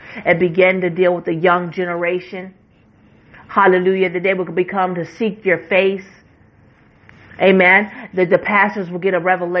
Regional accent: West Virginia, United States; West Virginia. I'm going to say this is my home state.

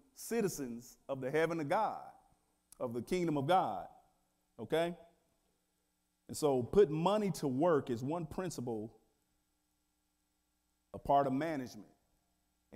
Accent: Wichita, Kansas, United States; I thought I came from Wichita, Kansas

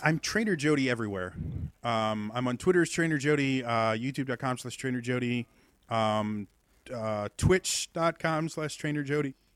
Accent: Midwestern United States, United States; accent: Midwestern; the Midwestern accent that I speak with normally

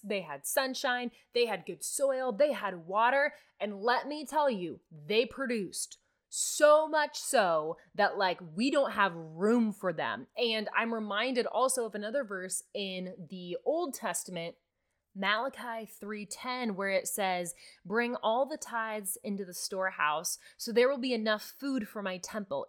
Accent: Nebraska, United States; I'm from Nebraska

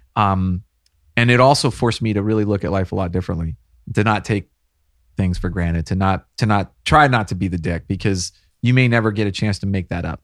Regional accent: the Hill Country, Central Texas, United States; I was born and raised here in Texas, not too far from here, Central Texas, the hill country

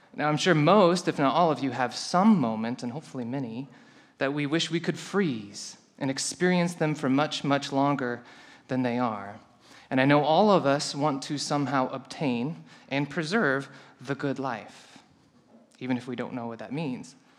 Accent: Colorado, United States; I come from Colorado, we have few tornadoes there

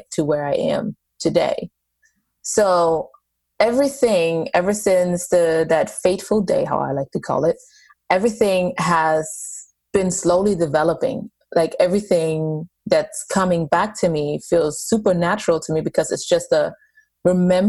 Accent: Germany; moved away; I grew up in Germany and I was, a Catholic family

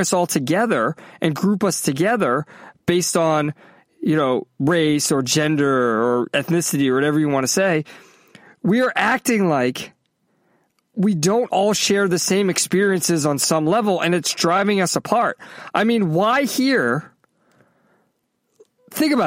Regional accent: Massachusetts, United States; also born or lived in Clemson, South Carolina / California; now in Florida, United States; I grew up in Massachusetts, I was in Clemson, I was in California.

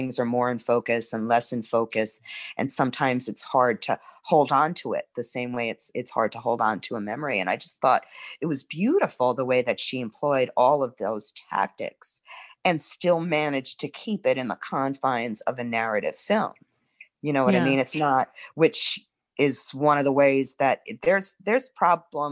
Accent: New York City, New York, United States; now in New Orleans, United States; I'm originally from Brooklyn

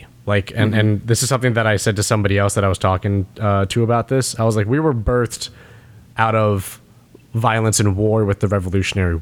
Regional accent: United States; I'm an American

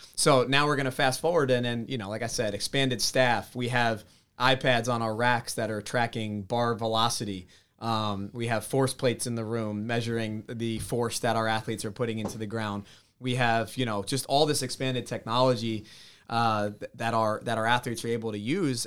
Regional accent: New Jersey, United States; growing up in North Jersey, just over the George Washington Bridge

